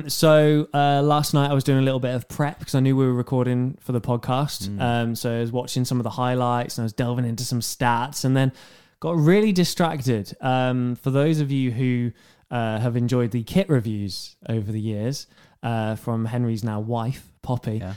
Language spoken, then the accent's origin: English; Bury, North West England, United Kingdom; Bury on loan. Oh, my hometown.